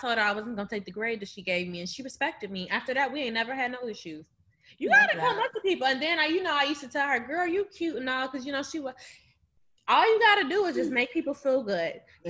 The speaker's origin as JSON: {"language": "English", "town": "Akron", "region": "Ohio", "country": "United States", "tie": "born or raised there", "moved": "as an adult", "lives_now": "Chicago, United States", "said": "we grew up in the same fucking city. Like, literally. We're both from Akron, Ohio"}